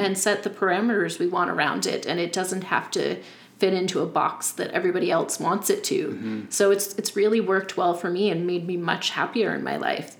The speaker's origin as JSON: {"language": "English", "area": "Yarmouth County", "region": "Nova Scotia", "country": "Canada", "tie": "born or raised there", "said": "I grew up in Yarmouth County"}